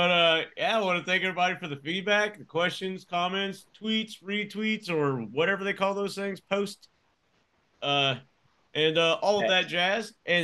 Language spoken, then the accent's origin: English; Amarillo, Texas, United States; I'm from the Texas Panhandle around the Amarillo area